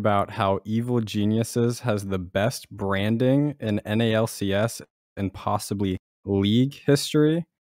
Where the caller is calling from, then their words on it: Washington, District of Columbia, United States; Washington, D.C. area.